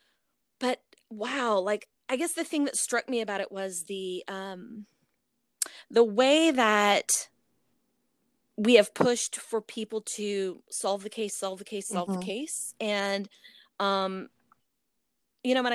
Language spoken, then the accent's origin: English; North Texas, United States; I'm from the North Texas area